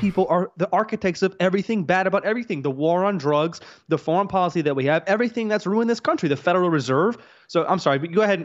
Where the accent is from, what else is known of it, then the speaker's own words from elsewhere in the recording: Louisiana, United States; I grew up around black folks. I'm from Louisiana